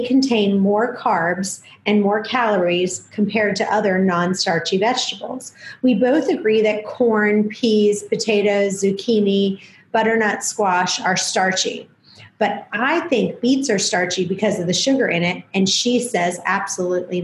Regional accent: New York, United States; I'm originally from New York

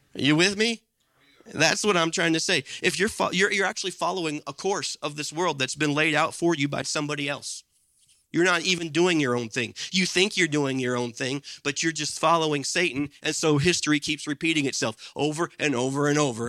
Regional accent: Midwest, United States; there was a time in my life growing up in the Midwest in the eighties and nineties

